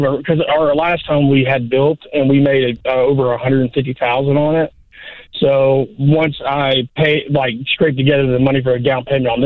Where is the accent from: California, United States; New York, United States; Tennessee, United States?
Tennessee, United States; moved away as an adult; we're originally from Tennessee, but we haven't lived there in over 15 years